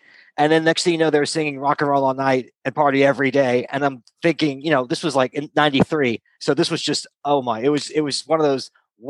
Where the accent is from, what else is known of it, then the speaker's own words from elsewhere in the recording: Atlanta, Georgia, United States; now in New York, United States; I'm actually from Atlanta, but I'm a New Yorker in the sense I've lived in New York for the last 21 years.